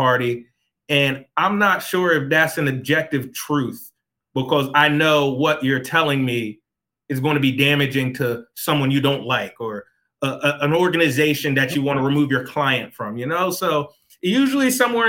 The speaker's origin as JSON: {"language": "English", "town": "Philadelphia", "region": "Pennsylvania", "country": "United States", "tie": "born or raised there", "moved": "yes", "said": "I grew up in Philadelphia. My family is still in Philadelphia"}